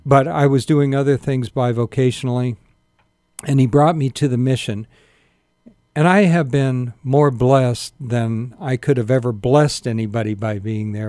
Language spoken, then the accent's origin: English; Sacramento, California, United States; also born or lived in Spartanburg, South Carolina; I grew up here